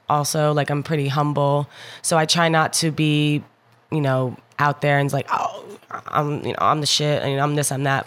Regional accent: Jersey City, New Jersey, United States; also born or lived in Hoboken, New Jersey / Belvidere, New Jersey; I grew up in Jersey City, New Jersey.

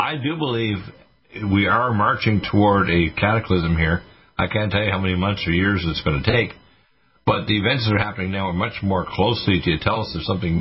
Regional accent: Nova Scotia, Canada; also born or lived in Detroit / Toronto; I was born in Detroit and raised in Nova Scotia

